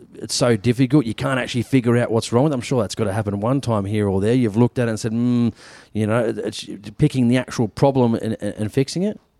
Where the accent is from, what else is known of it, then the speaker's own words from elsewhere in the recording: New South Wales, Australia; in my home state